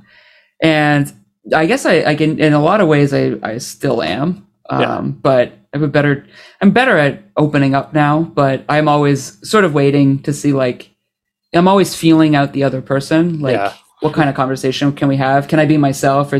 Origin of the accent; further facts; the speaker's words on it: Oshawa, Ontario, Canada; also born or lived in Toronto; I grew up outside of Toronto in a city called Oshawa, like a town of like 130,000